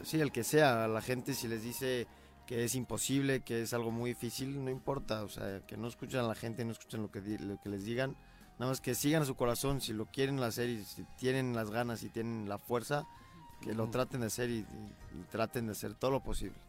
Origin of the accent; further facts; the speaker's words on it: Mexico City, Mexico; De la Ciudad de México.